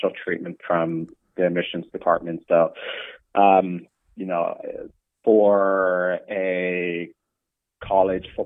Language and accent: English; Toronto, Ontario, Canada; moved away; I grew up in Toronto, played a lot of sports